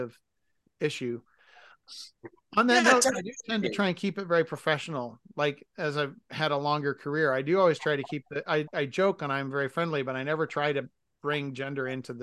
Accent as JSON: {"language": "English", "region": "Massachusetts", "country": "United States", "tie": "born or raised there", "moved": "yes", "lives_now": "Midwest, United States", "said": "where I was raised in Massachusetts"}